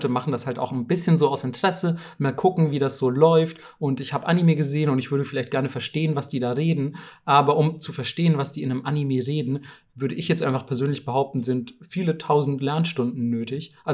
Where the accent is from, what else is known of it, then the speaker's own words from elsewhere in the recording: Bamberg, Bavaria, Germany; ich komme ja aus Bamberg. Ähm, das ist eine relativ kleine Stadt in, in Bayern.